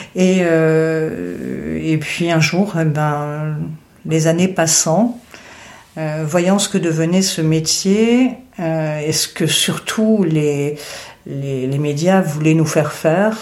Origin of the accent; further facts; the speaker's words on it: Arles, Provence-Alpes-Côte d'Azur, France; also born or lived in Indian Ocean / Lorraine; je suis née dans l'océan Indien, j'ai grandi une partie de mon enfance en Lorraine et ensuite à Arles.